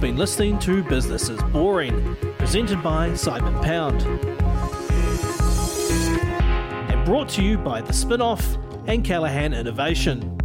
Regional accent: New Zealand; moved away as an adult; now in United States; I'm a Kiwi

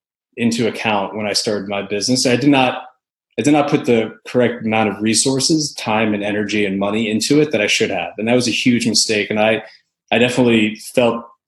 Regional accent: the Northeast, upstate New York, United States; moved away as an adult; also born or lived in Northeast US / Connecticut / Boston; now in Nashville, United States; So I'm originally from upstate New York. Then I grew up kind of in the Northeast

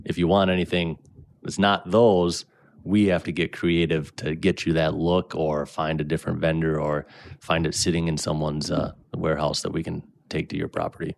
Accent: Brainerd, Minnesota, United States; also born or lived in Bemidji; I was born in Brainerd. Um, I still live up in Brainerd today, just a little south of Nisswa. Grew up there

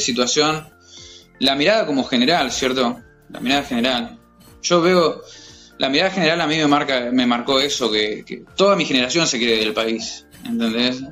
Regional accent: Mar del Plata, Buenos Aires Province, Argentina; moved away as an adult; also born or lived in Chile; now in Sydney, Australia; yo soy de Mar del Plata

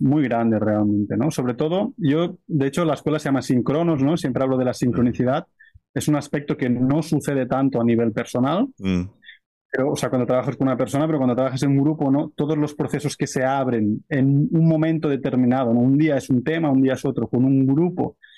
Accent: near Barcelona, Catalonia, Spain; moved away as an adult; now in Brazil; Yo soy de cerca de Barcelona y, básicamente estoy viviendo ahora desde hace un año en la selva de Brasil.

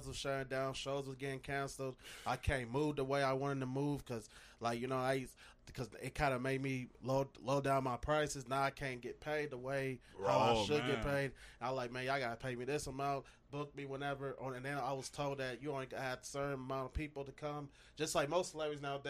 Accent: Minneapolis, Minnesota, United States; I come from Edison High School for 4 years. I graduated 10 years ago, 2011.

